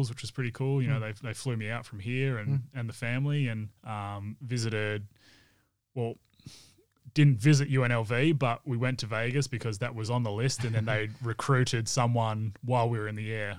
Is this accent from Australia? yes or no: yes; Perth, Western Australia, Australia; growing up around the Wildcats and around dad being part of the Wildcats, and I guess being a celebrity here in Perth